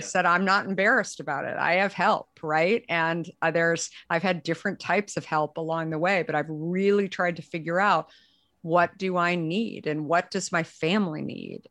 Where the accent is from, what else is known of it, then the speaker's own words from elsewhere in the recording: Arizona, United States; also born or lived in San Francisco; now in Marin County, United States; I had actually grown up, um, in Arizona